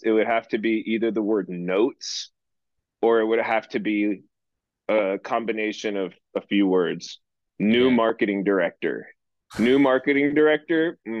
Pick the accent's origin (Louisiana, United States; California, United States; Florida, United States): California, United States; Orange County; I'm from Orange County.